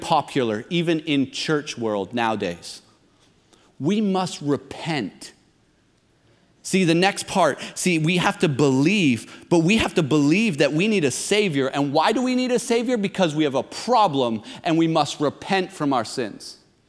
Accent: near Toronto, Ontario, Canada; I grew up near Toronto.

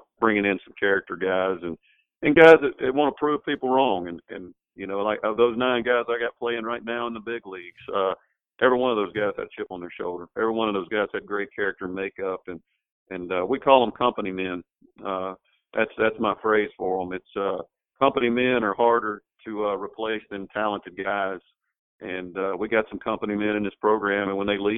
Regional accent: Mississippi, United States; now in Louisiana, United States; I grew up in Mississippi

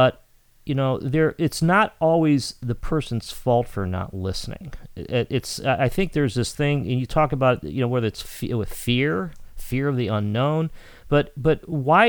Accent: Cleveland, Ohio, United States; now in Chicago, United States; I'm from Cleveland, I live in Chicago

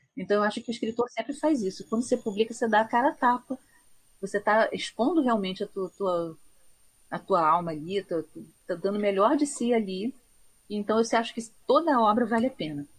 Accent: Rio de Janeiro, Brazil; also born or lived in Portugal; eu sou carioca, eu trabalho na Biblioteca Nacional. Eu morei antes em Portugal

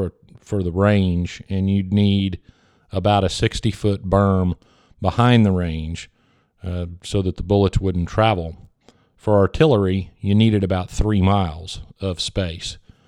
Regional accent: Texas, United States; I'm from Texas, not France

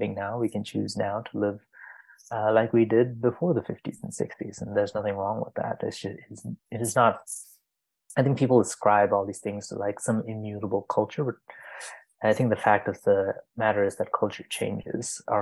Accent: Dubai, United Arab Emirates; moved away; I grew up in Dubai

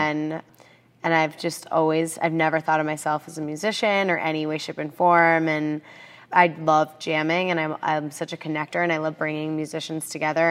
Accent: Aspen, Colorado, United States; moved away as an adult; also born or lived in San Francisco, California; I grew up in Aspen, Colorado

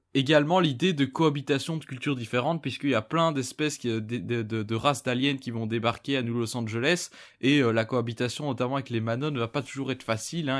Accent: Belgium; je suis belge

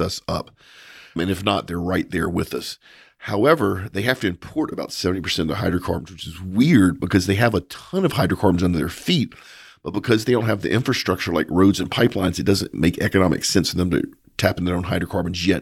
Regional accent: United States; as an American

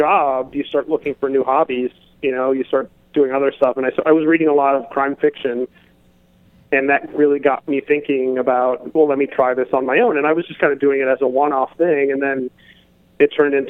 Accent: Miami, Florida, United States; born or raised there

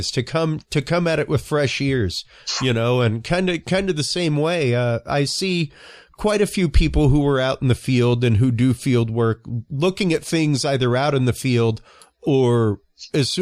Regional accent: Cajun, Louisiana, United States; I'm Cajun by upbringing, you know, half Cajun

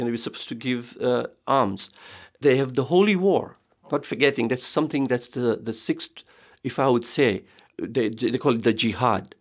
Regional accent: Tanzania; I was born in Africa, Tanzania. I come from an Indian background

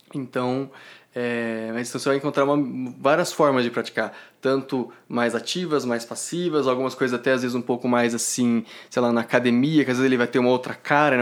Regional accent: Ribeirão Preto, São Paulo, Brazil; moved away as an adult; now in São Joaquim da Barra, Brazil; sou de Ribeirão Preto

